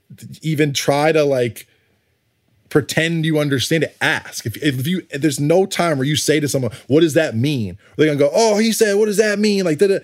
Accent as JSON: {"language": "English", "region": "New York", "country": "United States", "tie": "born or raised there", "said": "I'm not from Atlanta. But I grew up in New York, and trust me, like my friends say hi to each other."}